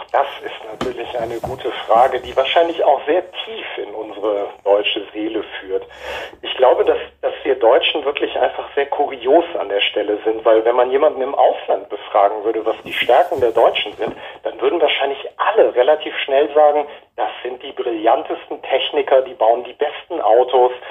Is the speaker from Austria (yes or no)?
no; Japan; dann folgten halt Jahre meiner Kindheit in Japan, ähm, was in erster Linie einfach sehr schöne Erinnerungen sind